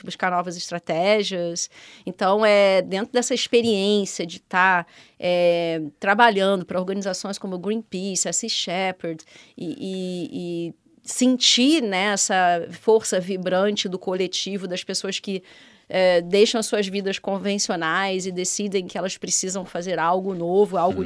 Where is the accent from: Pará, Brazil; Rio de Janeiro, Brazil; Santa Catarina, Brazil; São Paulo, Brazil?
Rio de Janeiro, Brazil; moved away as an adult; now in Portugal; no Rio de Janeiro, onde eu nasci e hum. cresci.